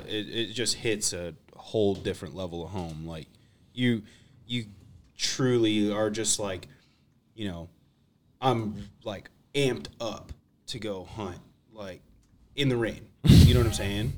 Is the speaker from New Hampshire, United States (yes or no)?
no; Western Washington, United States; also born or lived in Michigan; now in Lansing, United States; I grew up in, in, started duck hunting in Washington